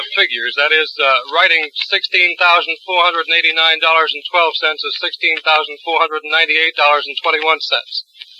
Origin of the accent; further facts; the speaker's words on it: New York, United States; I was born within a stone's throw of the Fulton Fish Market in New York.